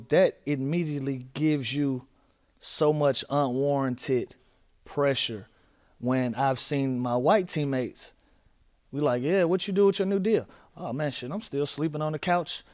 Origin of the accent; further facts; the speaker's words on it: Atlanta, Georgia, United States; I'm from Atlanta